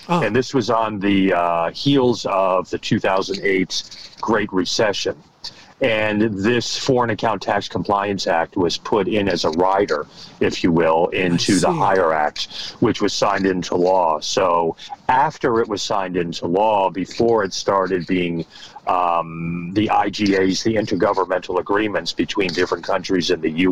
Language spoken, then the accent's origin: English; United States; moved away as an adult; also born or lived in Bethesda, Maryland / France; now in Paris, France; I'm American, but I'm also French. And I am technically based in Paris, but I'm spending time in the U.S. right now